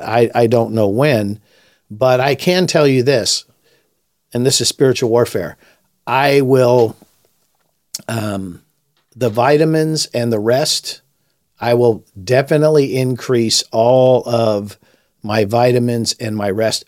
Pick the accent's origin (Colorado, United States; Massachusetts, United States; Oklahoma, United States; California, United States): California, United States; Los Angeles; I was raised in Los Angeles during the Watts riots in the sixties